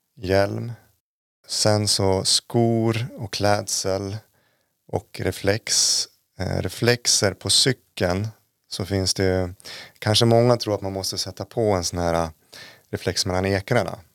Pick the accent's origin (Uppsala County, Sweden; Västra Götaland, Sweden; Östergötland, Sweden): Uppsala County, Sweden; Uppsala; moved away as an adult; also born or lived in Jämtland Härjedalen; now in Jämtland, Sweden; jag är från Uppsala från början, flyttade hit 2015